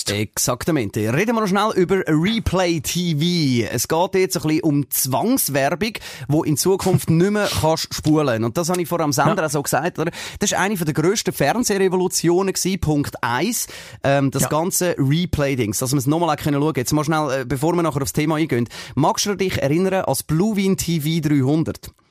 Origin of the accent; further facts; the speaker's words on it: Switzerland; Jetzt abgesehen vom, vom SRF bei uns in der Schweiz, ja.